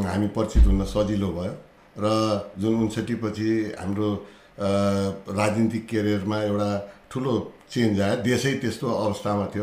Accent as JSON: {"language": "Nepali", "town": "Butwal", "region": "Lumbini Province", "country": "Nepal", "tie": "born or raised there", "said": "बुटोल मा जन्म लिएर"}